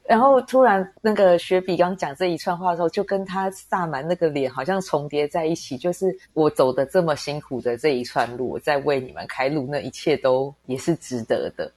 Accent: Taiwan; 作为一个台湾人

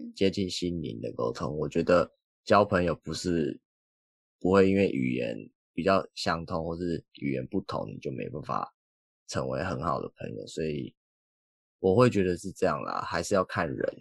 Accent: Taiwan; moved away; 我有一个同学也是台湾人

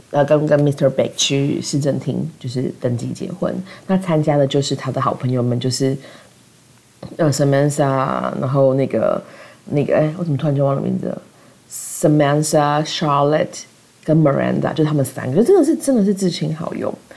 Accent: southern Taiwan, Taiwan; 我妈是南部人，我们是南部人

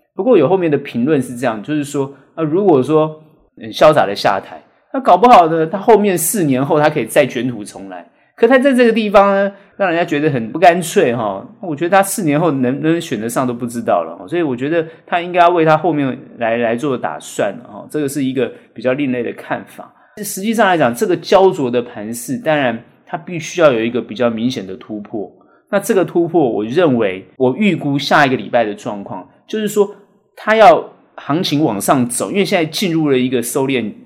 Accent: Taiwan; 我们台湾人

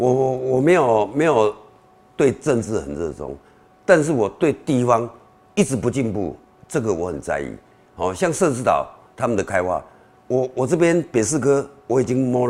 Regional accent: Beitou, Taipei, Taiwan; also born or lived in Shilin; 我是在周美里长大，以前周美是周美里是士林，现后来把它划到北投，因为做红化炉，把它划到划到北投。

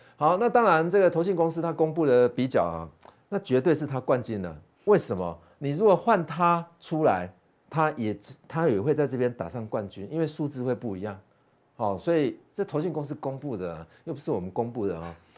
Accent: Taiwan; 我们台湾人

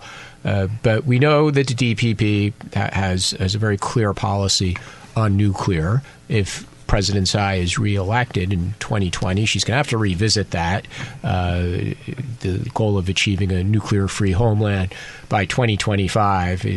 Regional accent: United States; now in Taiwan; as an American

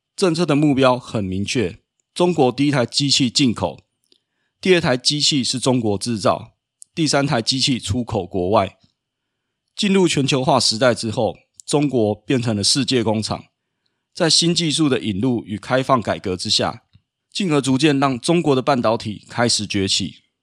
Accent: Taiwan; 身为台湾人的我们

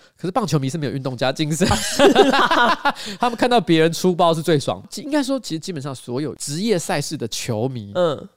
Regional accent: Taiwan; 我们台湾人

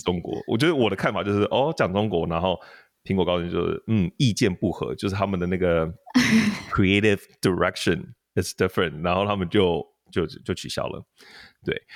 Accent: Taiwan; 他可能是不知道我是台湾人

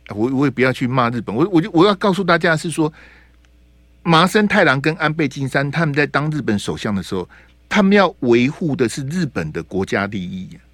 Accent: Taiwan; 我是中华民国的国民，我是台湾人

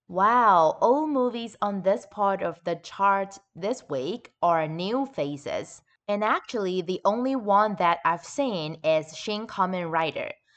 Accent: Taichung, Taiwan; my hometown, Taichung

